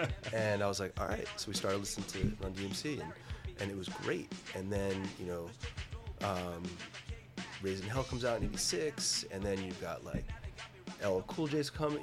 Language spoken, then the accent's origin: English; New Jersey, United States; I grew up in New Jersey